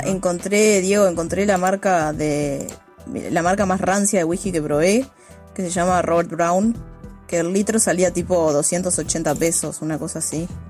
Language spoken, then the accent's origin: Spanish; Montevideo, Uruguay; yo hablo de Montevideo, que es la partecita que conozco